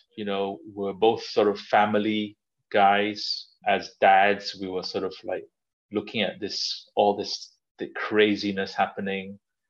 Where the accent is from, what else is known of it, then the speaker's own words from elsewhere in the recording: Malaysia; like Malaysia is my home. It's where all my relatives are, where my parents are. I have friends there. I am Malaysian in the way that I love eating and I love just socializing